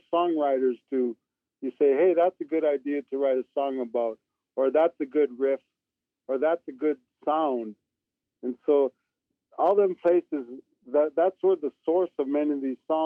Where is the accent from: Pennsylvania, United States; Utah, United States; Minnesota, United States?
Minnesota, United States; Iron Range, northern; now in Arizona, United States; I'm from the Iron Range in northern Minnesota